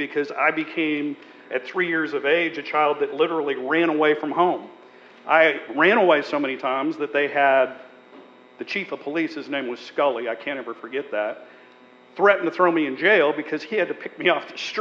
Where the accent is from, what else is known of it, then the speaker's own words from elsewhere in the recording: Montana, United States; I was born and raised in Montana, a very, very small town